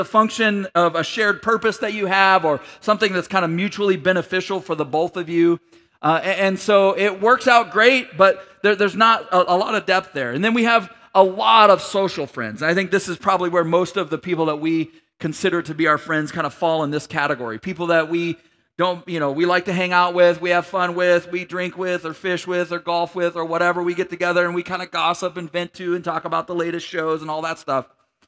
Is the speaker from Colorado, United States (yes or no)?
yes; Grand Junction, Colorado, United States; And so we grew up in Grand Junction, Colorado for a period of time, and we lived in this apartment complex